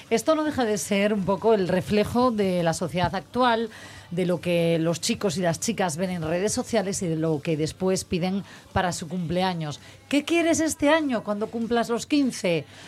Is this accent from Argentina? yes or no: no; Asturias, Spain; somos asturianos